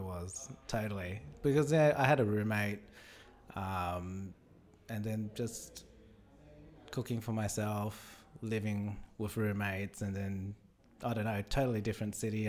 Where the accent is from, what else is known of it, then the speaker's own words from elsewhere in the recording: Australia; born there; I was born in Australia, but we didn't really eat anything other than Asian food.